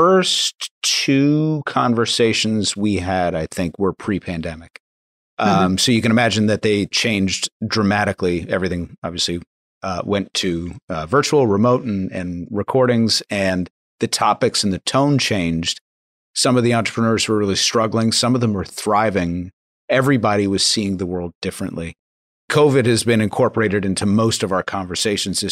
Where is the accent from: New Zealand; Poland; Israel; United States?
United States; Long Island, New York; I live in a predominantly Latino community on Long Island